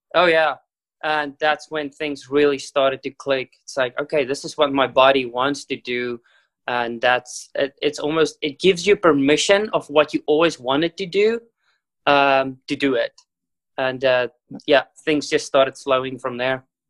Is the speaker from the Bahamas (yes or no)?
no; South Africa; I was born in South Africa